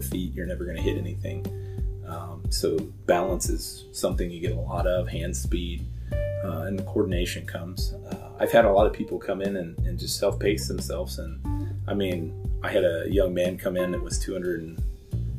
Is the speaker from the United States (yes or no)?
yes; southwest West Virginia, United States; now in Pendleton, United States; I grew up back east in southwest West Virginia, pretty close to the triple point between Ohio, Kentucky, and West Virginia.